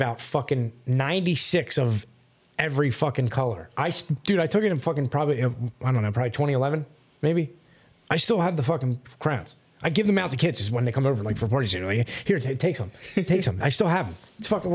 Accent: Philadelphia, Pennsylvania, United States; I'm from South Philly

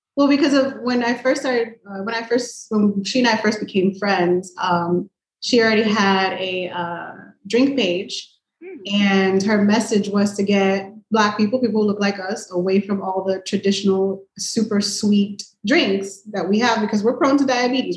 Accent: Miami, Florida, United States; I was born and raised in Miami

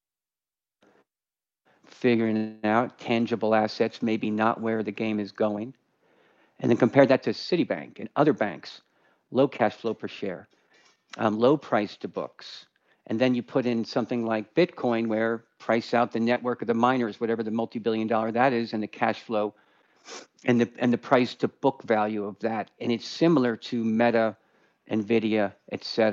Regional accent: Westchester County, New York, United States; I grew up in Westchester County, New York

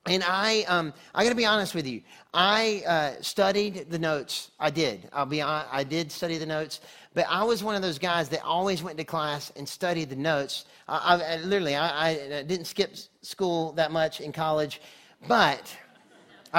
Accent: North Carolina, United States; moved away as an adult; also born or lived in Texas; I'm from North Carolina originally. I went to school in Texas

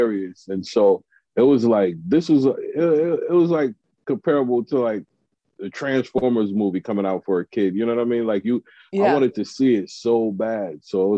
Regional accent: Hartford, Connecticut, United States; moved away; also born or lived in New York; I'm from Connecticut originally, Hartford, Connecticut.

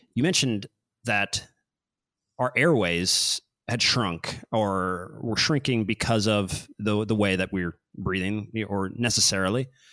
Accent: Kansas City, United States; I'm from Kansas City

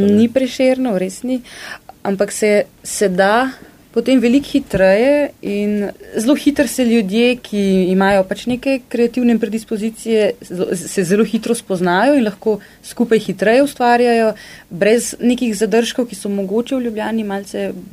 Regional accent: Ljubljana, Slovenia; Jaz sem sicer iz Ljubljane, se v kran vozim na delo

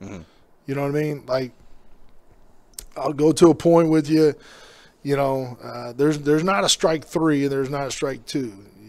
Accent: Kingsville, Texas, United States; I grew up in Kingsville, Texas.

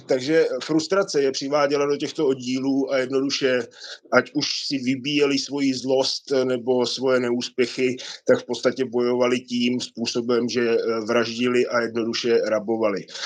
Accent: Lanškroun, Pardubice Region, Czechia; moved away; 18 let jsem vyrůstal v Lančkrouně

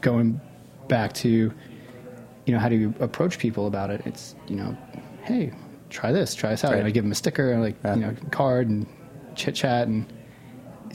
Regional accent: Port Jefferson, New York, United States; I grew up in Port Jeff

